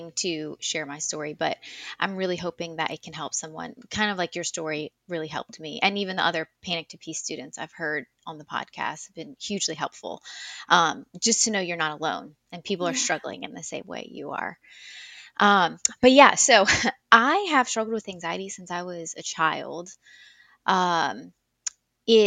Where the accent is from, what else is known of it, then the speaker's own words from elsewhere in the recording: South Louisiana, United States; also born or lived in Colorado; born and raised in South Louisiana, moved around a little bit, but yeah, for the most part, I have always lived here.